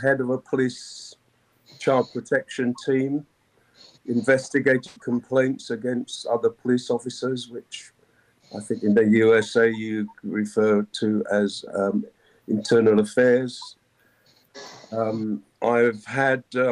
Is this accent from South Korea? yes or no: no; Bellevue Chopin, Dominica; also born or lived in London, United Kingdom; now in United Kingdom; I hail from Bellevue Chopin, which is where I went to primary school